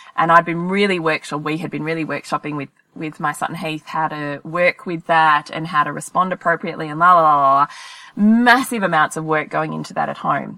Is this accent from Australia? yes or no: yes; Australia; if we're Australian